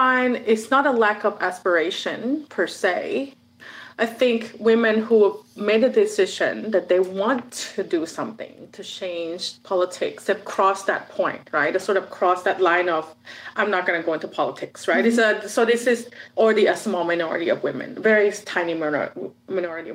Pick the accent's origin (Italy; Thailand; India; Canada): Thailand; I'm originally from Thailand